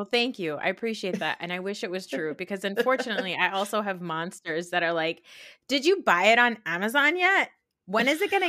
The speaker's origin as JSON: {"language": "English", "region": "Maryland", "country": "United States", "tie": "born there", "said": "I was born in Maryland."}